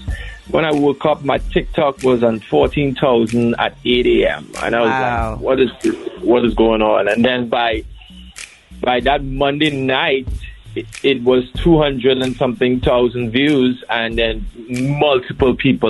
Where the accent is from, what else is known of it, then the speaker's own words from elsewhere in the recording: Trinidad & Tobago; now in Bahamas; So firstly, I'm from Trinidad and Tobago. I live in the beautiful Bahamas, land of sapodilla, sun seas, and the place where everybody vacations.